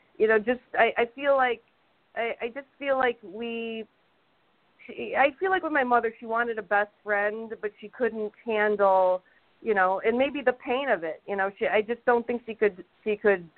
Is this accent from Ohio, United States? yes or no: yes; Toledo, Ohio, United States; moved away as an adult; also born or lived in Chicago; now in Los Angeles, United States